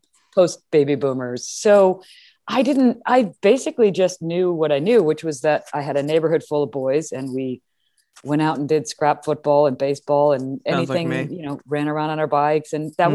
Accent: Madison, Wisconsin, United States; No, I grew up in Madison, Wisconsin.

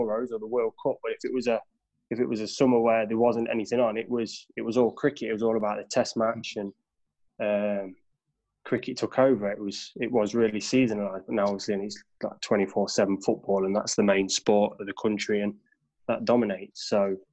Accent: Derby, East Midlands, United Kingdom; Grew up right in the heart of Little Over

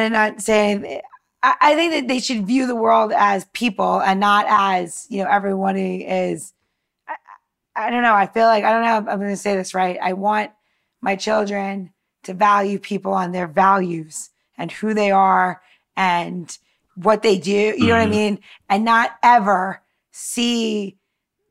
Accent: New York, United States; moved away; I came from New York.

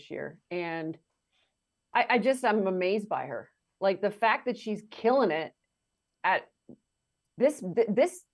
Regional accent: Canada; moved away; also born or lived in Oklahoma; when I was growing up in my driveway in Canada

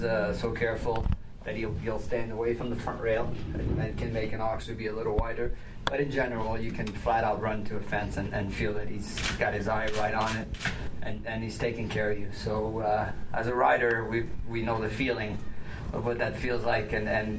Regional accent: Canada; as a Canadian

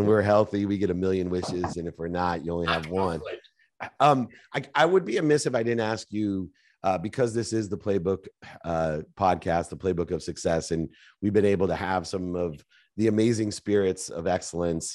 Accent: San Diego, California, United States; also born or lived in Akron, Ohio; I was born in Akron, Ohio, and moved to San Diego when I was nine

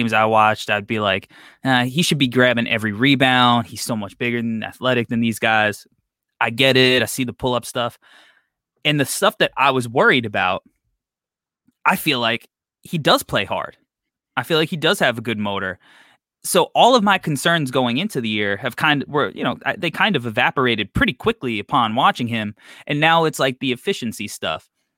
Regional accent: New York, United States; I'm from New York.

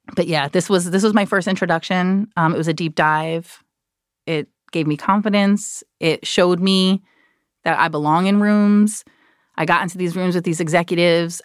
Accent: New Jersey, United States; I'm from Jersey

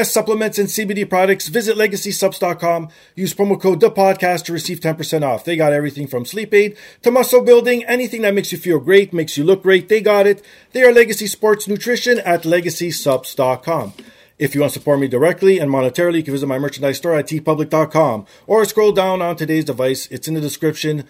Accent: Toronto, Ontario, Canada; I always grew up in this climate

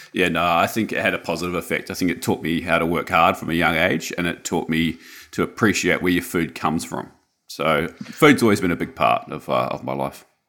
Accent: Wellington, New Zealand; moved away as an adult; also born or lived in Auckland, New Zealand; now in Sunshine Coast, Australia; I was born in Wellington in the 80s, and then I moved mid 80s, and then I moved to Auckland when I was about 10 years old.

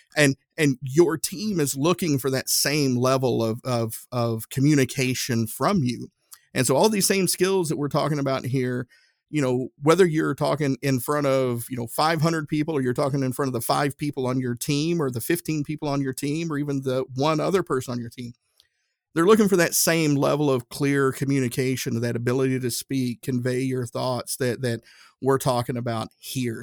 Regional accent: Northeast Tennessee, United States; now in Indianapolis, United States; I'm from Northeast Tennessee

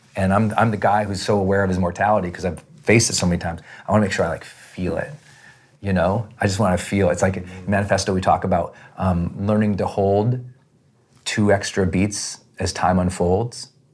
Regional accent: Montana, United States; I'm from Montana. We're outdoor people

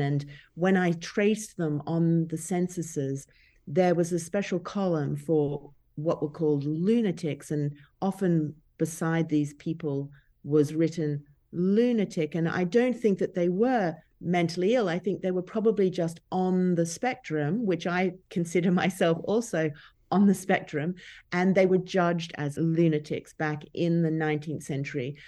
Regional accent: Brisbane, Queensland, Australia; moved away as an adult; And Brisbane is actually my hometown, but when I grew up there

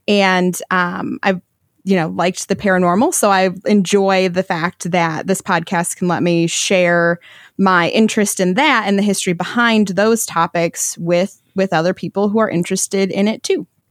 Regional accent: Michigan, United States; I'm from Michigan

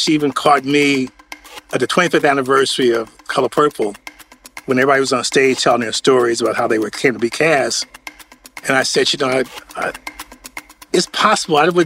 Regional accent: Chicago, Illinois, United States; moved away; I'm from Chicago

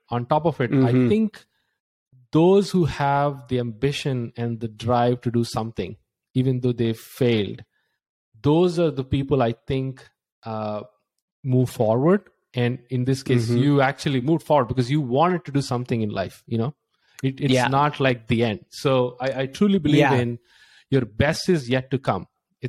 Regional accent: India; now in United States; I was like just like getting a job in the US. I came from India and I spent like with a friend $16,000.

